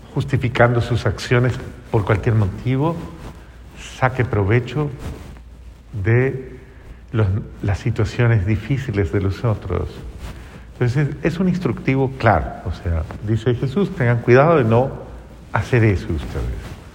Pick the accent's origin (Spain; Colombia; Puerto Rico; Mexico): Colombia; Hay una frase en mi país